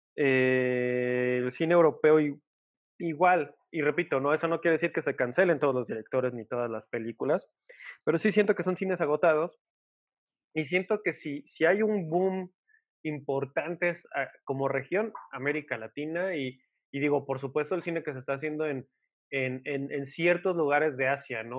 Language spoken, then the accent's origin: Spanish; Mexico